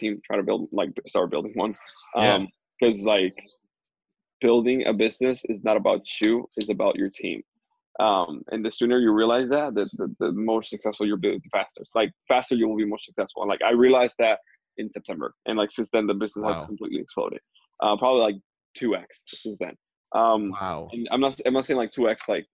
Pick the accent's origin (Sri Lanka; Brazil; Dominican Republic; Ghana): Dominican Republic; moved away as an adult; I'm from Dominican Republic, born and raised there